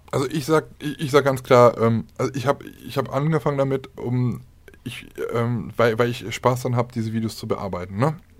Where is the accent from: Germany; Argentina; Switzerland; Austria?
Germany; Aachen, North Rhine-Westphalia; bei uns in Aachen sagt man Kütteln drumrum